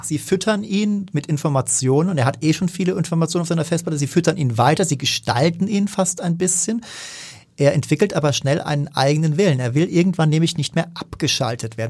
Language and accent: German; Germany; als Deutscher